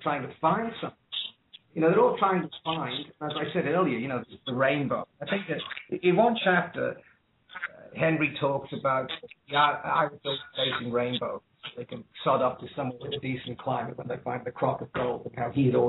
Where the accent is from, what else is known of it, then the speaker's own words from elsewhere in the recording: Liverpool, North West England, United Kingdom; moved away; also born or lived in Dublin, Ireland / Ireland / Sydney, Australia; I was born in Dublin, but raised in Liverpool